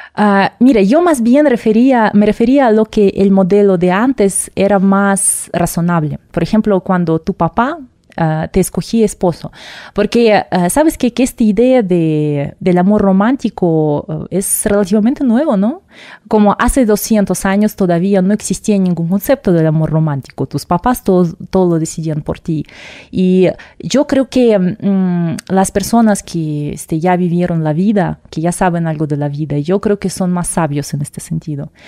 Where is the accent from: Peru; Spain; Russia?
Russia; Spanish is a second language; moved away as an adult; also born or lived in Moscow; now in Mexico